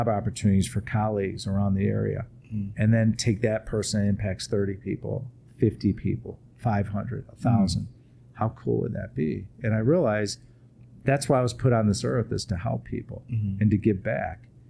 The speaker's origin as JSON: {"language": "English", "town": "Chicago", "region": "Illinois", "country": "United States", "said": "I come from Chicago"}